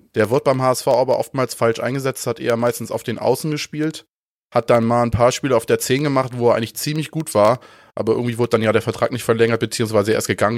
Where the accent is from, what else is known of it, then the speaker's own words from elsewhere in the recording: Ostholstein, Schleswig-Holstein, Germany; Ich komme ja aus Ostholstein, ist jetzt auch nicht so super weit weg von, von Hamburg.